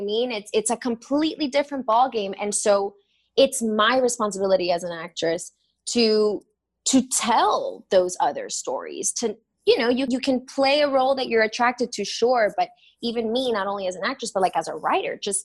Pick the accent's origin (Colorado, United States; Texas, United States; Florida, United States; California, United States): Florida, United States; Miami; also born or lived in Los Angeles; now in New York, United States; I grew up in Miami and that's like basically South America